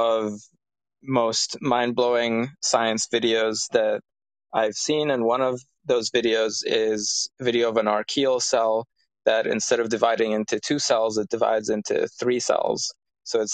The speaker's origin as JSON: {"language": "English", "town": "Cairo", "region": "Cairo Governorate", "country": "Egypt", "said": "I'm from Cairo, from a city."}